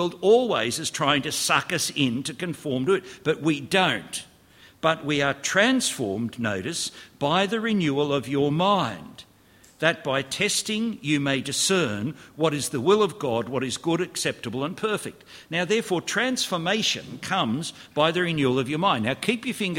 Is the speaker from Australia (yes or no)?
yes; Australia; I grew up in Australia